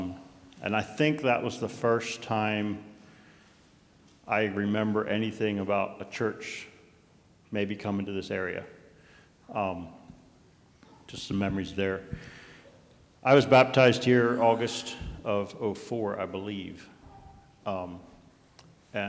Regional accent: Bath County, Virginia, United States; I grew up in Bath County, down close to where Claire's farm was

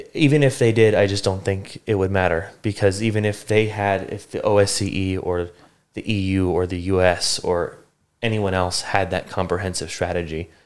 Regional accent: Bucks County, Pennsylvania, United States; moved away as an adult; I grew up in southeastern Pennsylvania in uh, Bucks County, which is just north of Philadelphia

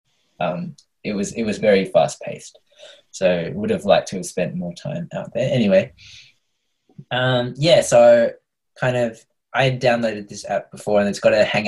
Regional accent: Tasmania, Australia; I was born in Tasmania, so I don't speak Chinese.

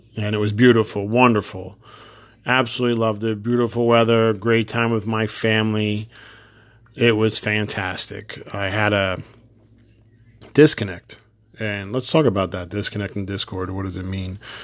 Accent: New Jersey, United States; I'm from New Jersey

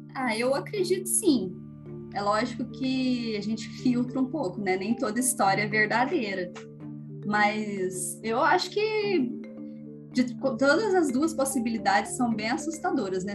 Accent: Varginha, Minas Gerais, Brazil; sou aqui de Varginha

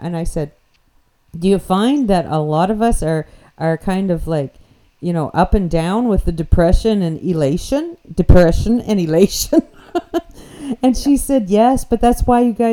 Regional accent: New Brunswick, Canada; accent: New Brunswick slang; first language English; I'm just from New Brunswick

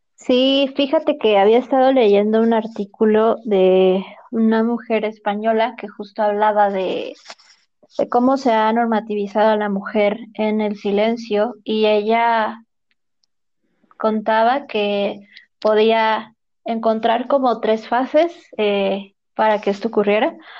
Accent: Mexico; nuestra experiencia como mujeres mexicanas

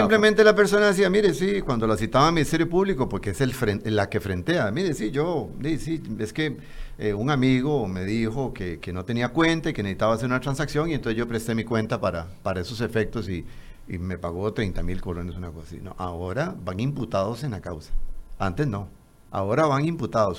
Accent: Costa Rica; me incluyo como costarricense

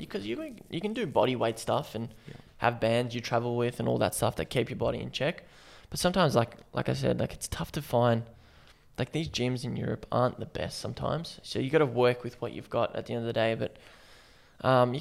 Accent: Melbourne, Victoria, Australia; now in Brisbane, Australia; I'm originally from Melbourne.

